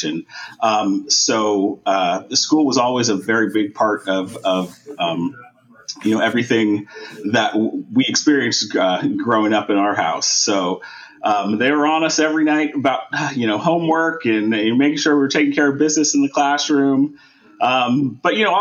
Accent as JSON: {"language": "English", "town": "San Francisco", "region": "California", "country": "United States", "tie": "born or raised there", "said": "I was born and raised here in San Francisco"}